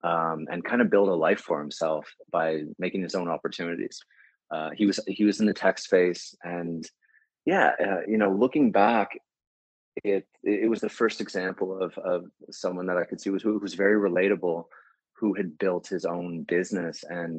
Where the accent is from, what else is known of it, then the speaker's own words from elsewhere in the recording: Charlottetown, Prince Edward Island, Canada; also born or lived in Ottawa / Dartmouth, Nova Scotia; I was born in Ottawa. I was only there until I was about two. My family moved to Dartmouth, Nova Scotia when I was that age, and then on to Charlottetown when I was 10.